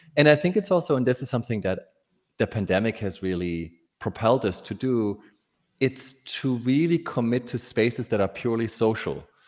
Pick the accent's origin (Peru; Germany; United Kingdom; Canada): Germany; born or raised there; moved away